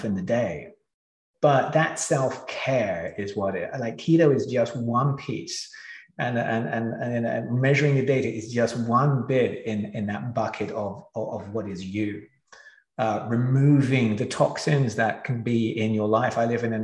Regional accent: England, United Kingdom; I grew up in England.

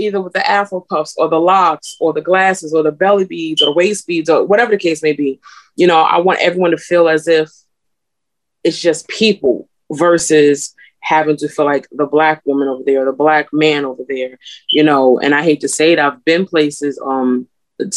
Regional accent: New Jersey, United States; I'm from Jersey, but my family's from the South

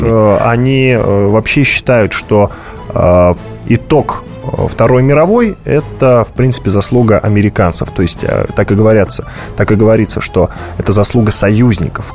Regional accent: Volgograd, Volgograd Oblast, Russia; город-спутник города Волгограда, откуда я родом

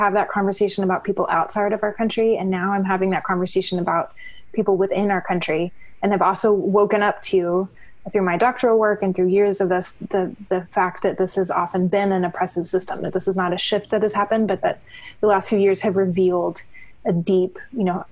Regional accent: Abilene, Texas, United States; I grew up in Abilene, Texas

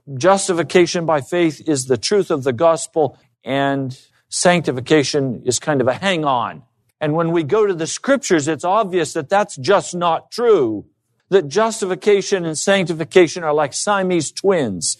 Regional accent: United States; I've been raised as an American

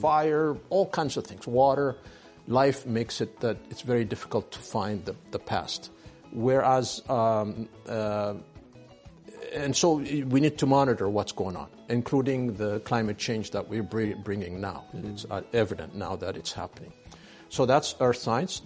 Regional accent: Ethiopia; moved away as an adult; also born or lived in France; I was born in Ethiopia. I went to a French school, uh, local

